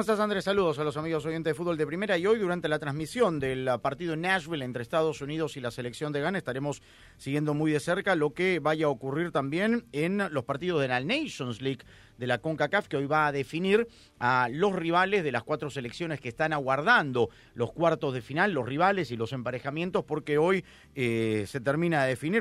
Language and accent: Spanish; Peru; como peruano.